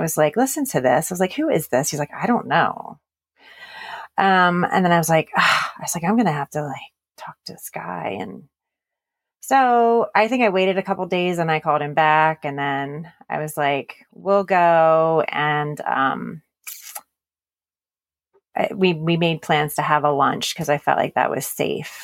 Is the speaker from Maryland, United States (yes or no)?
yes; Baltimore, Maryland, United States; moved away as an adult; now in Texas, United States; I'm originally from Baltimore, Maryland, and that is where I grew up and spent most of even my adult life. It wasn't until 6 years ago that we moved to Texas, where we live now.